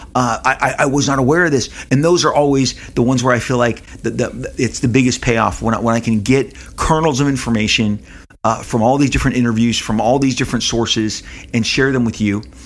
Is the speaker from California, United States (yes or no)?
yes; Los Angeles, California, United States; Living in Southern California